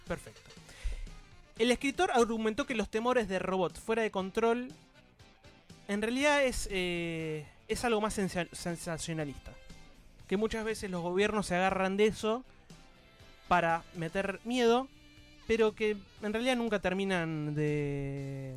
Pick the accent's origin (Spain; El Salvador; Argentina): Argentina; soy argentino